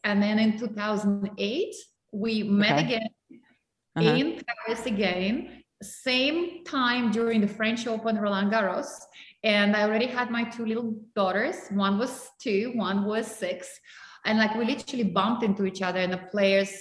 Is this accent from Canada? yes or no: no; Russia; English is a second language; moved away